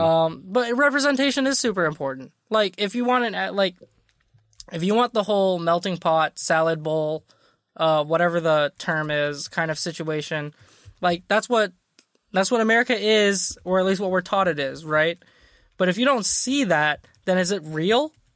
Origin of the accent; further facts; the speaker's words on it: Midwest, United States; I'm from the Midwest.